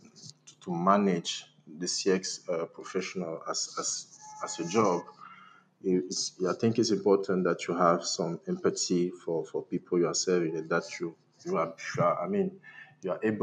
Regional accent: Cameroon; I'm from Cameroon, a country located in Central Africa

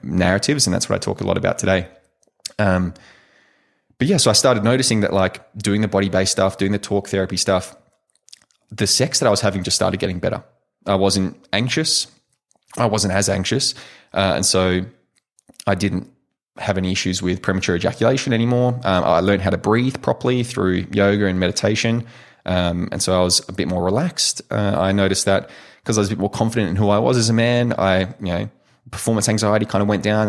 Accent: Perth, Western Australia, Australia; also born or lived in United States; I eventually made it back down to Perth, uh, Perth, Western Australia. And my, um, my hometown here

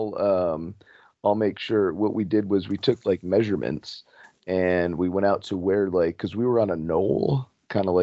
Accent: New Jersey, United States; also born or lived in Florida; I was originally from New Jersey

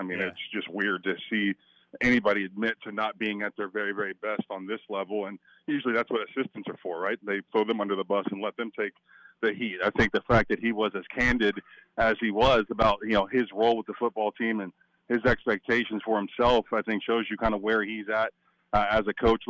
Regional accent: Stillwater, Oklahoma, United States; Yeah. I love Stillwater. I grew up in Stillwater.

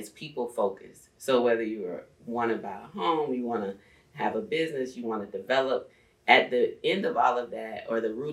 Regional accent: Starke, Florida, United States; now in East Point, United States; I grew up in a town of 5,300 people called Stark, Florida

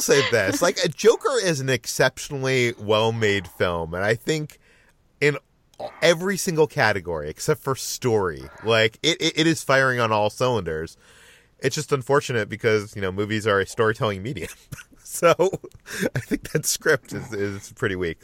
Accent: Massachusetts, United States; I grew up in Massachusetts

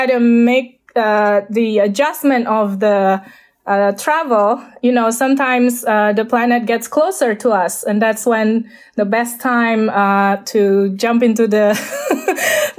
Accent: Jakarta, Indonesia; English is a second language; moved away; I was born in Jakarta

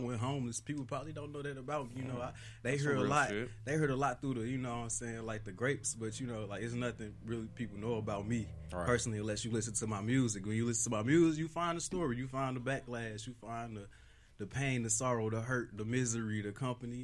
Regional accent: Las Vegas, Nevada, United States; growing up in Las Vegas

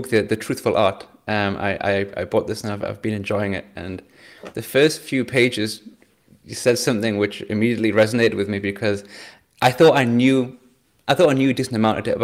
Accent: England, United Kingdom; now in Germany; I'm English

